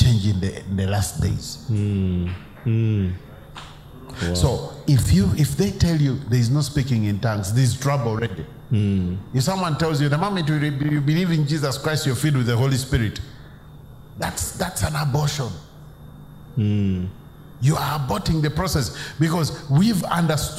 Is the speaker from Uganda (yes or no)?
yes; Uganda; I'm from Uganda.